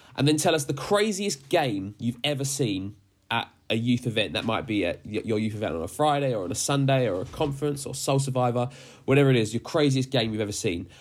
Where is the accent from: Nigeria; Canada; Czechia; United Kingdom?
United Kingdom; Dagenham, London; moved away; I grew up in Dagenham as well, so we're from the same ends